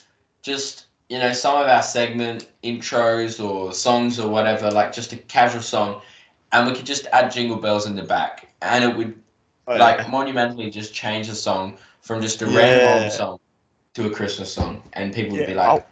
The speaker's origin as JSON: {"language": "English", "country": "Australia", "said": "We are Aussie, so there's kind of quite a bit of us that make sure we need to pay our respects."}